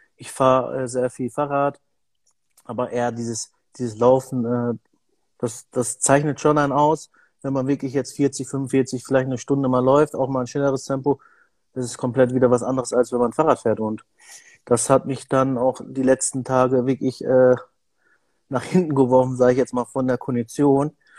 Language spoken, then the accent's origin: German; Bielefeld, North Rhine-Westphalia, Germany; ich komme ja aus Bielefeld